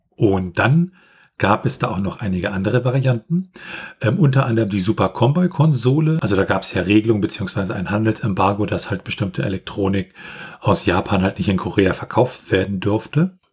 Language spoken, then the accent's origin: German; Germany; bei uns in Deutschland